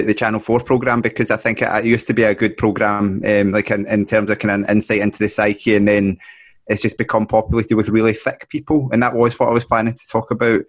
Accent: Ayrshire, Scotland, United Kingdom; I grew up in Ayrshire. We lived near lots of beaches

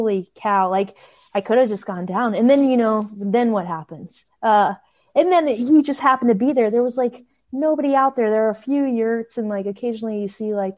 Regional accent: Alaska, United States; moved away; I'm from Alaska

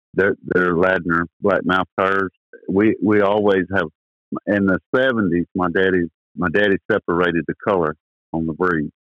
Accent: Wilmington, United States; I was born here in Wilmington, same place I live on, in 1963.

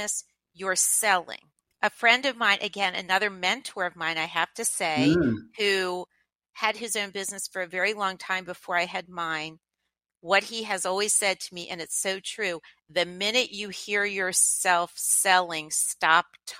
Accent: Lancaster, Pennsylvania, United States; moved away; I grew up in Lancaster, Pennsylvania

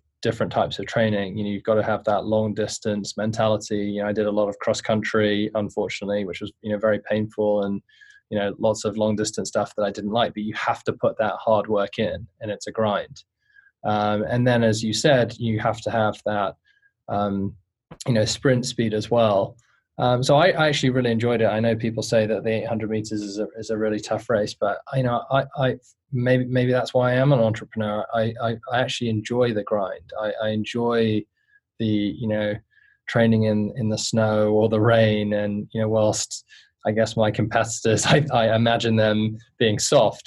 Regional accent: London, United Kingdom; I grew up in inner city London, not a very nice neighborhood of southwest London

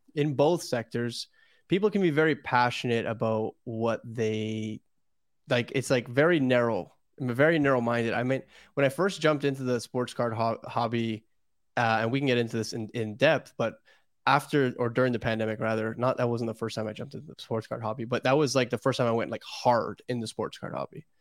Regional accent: Toronto, Ontario, Canada; I'm from Toronto

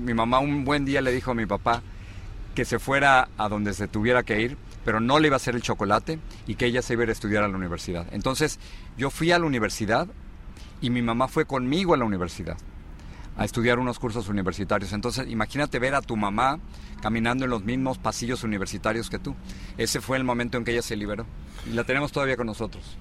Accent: Mexico City, Mexico; moved away as an adult; also born or lived in Los Angeles / Miami; now in United States; me tocó eh, en la Ciudad de México y mm, crecí en el al norte de la Ciudad de México

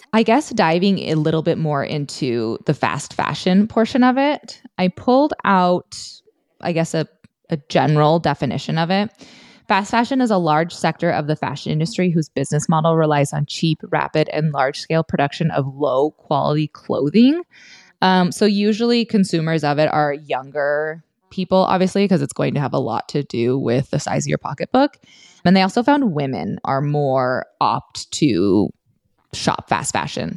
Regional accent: Montana, United States; I grew up in Montana

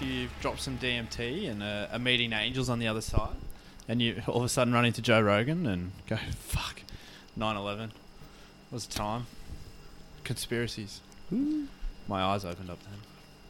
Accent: Newcastle, North East England, United Kingdom; born there; I was born in Newcastle.

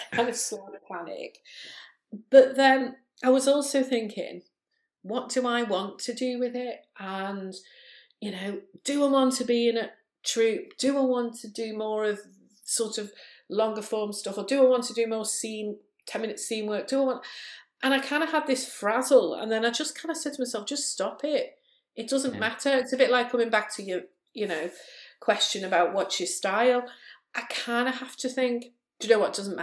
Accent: Liverpool, North West England, United Kingdom; also born or lived in Chester; I'm from Liverpool. Lots of people think, oh, you haven't got a Liverpool accent till I, talk like that. But yeah, Liverpool born and bred, and lived here most of my life

